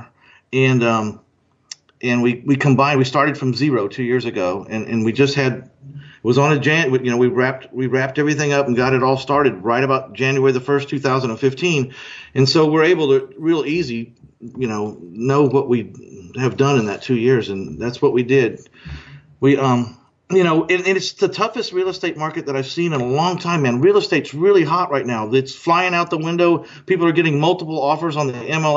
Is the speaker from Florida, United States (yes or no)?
no; Texas, United States; moved away; also born or lived in Orange County, California; I used to live in Orange County, but I was born in Texas, and I got back here as fast as I could.